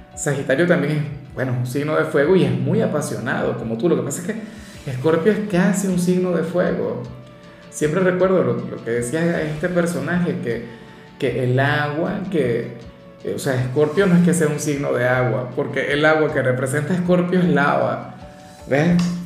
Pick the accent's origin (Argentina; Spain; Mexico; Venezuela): Venezuela; Como decimos en mi país